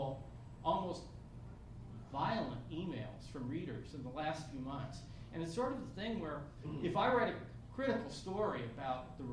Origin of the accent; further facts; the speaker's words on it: rural Pennsylvania, United States; moved away; I come from a town of 2,000 people in rural Pennsylvania. A lot of people in my hometown still support Donald Trump very, very strongly.